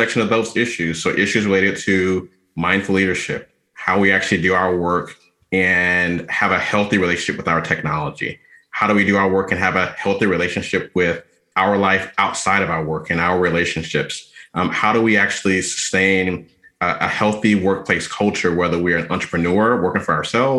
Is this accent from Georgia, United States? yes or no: yes; Atlanta, Georgia, United States; moved away as an adult; now in Washington, D.C. area, United States; I'm from Atlanta, Georgia, originally, was born and raised there, went to undergrad there, spent most of my adult life